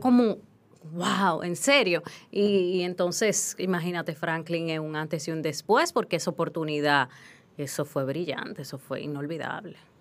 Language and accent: Spanish; Hato Mayor, Dominican Republic; moved away; also born or lived in Haina; yo crecí en Atomayor, ahí yo jugaba con un radio